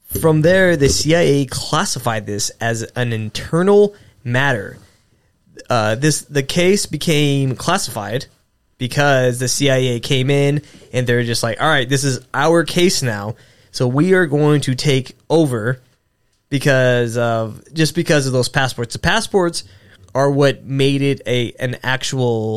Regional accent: San Francisco, California, United States; where I was born in San Francisco

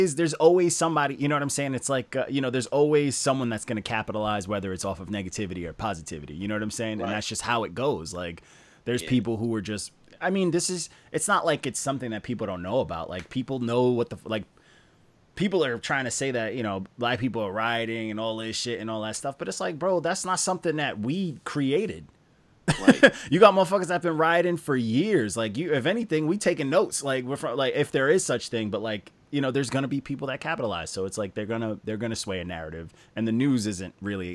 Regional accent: Long Island, New York, United States; I'm from Long Island, I'm from New York

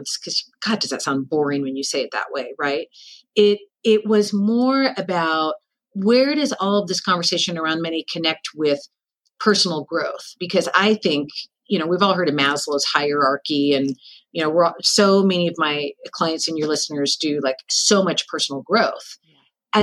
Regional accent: Seattle, Washington, United States; also born or lived in San Francisco; I'm born and raised in Seattle.

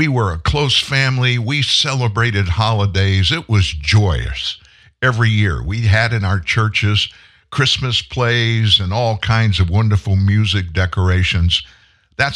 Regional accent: South Louisiana, United States; also born or lived in Texas; I was from South Louisiana, born in Texas. But at 4, we moved to South Louisiana

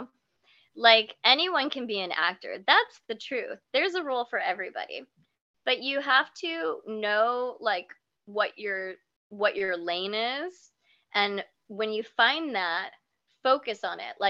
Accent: Kansas, United States; I am from Kansas

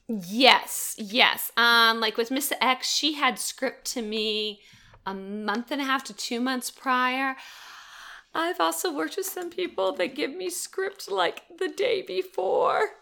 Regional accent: Gainesville, Florida, United States; now in Atlanta, United States; Originally from Gainesville, Florida.

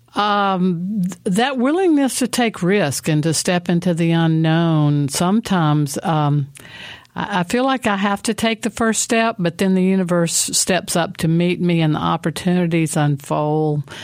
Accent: Mississippi, United States; moved away; also born or lived in Asheville, North Carolina; I was born in Mississippi

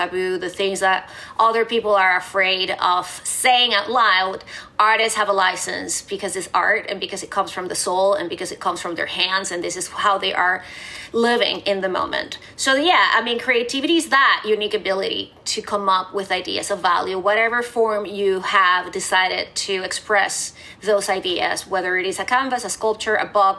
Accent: Venezuela; moved away; I grew up in Venezuela

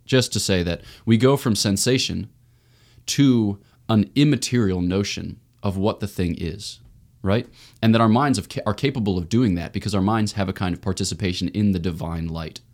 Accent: Newtown, Pennsylvania, United States; I was born in Newtown, Pennsylvania, outside of Philly

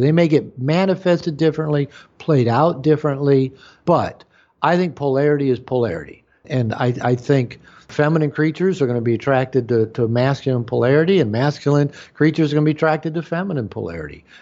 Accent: United States; as an American, as a white American male, you know, growing up in that culture

